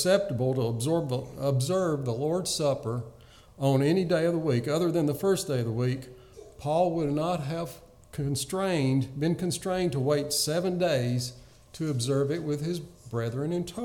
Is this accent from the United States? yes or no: yes; the rural South, United States; growing up in the rural South